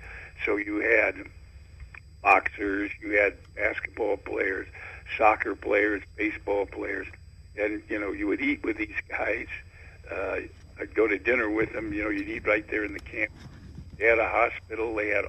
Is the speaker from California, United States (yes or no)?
yes; Oakland, California, United States; I grew up in Oakland.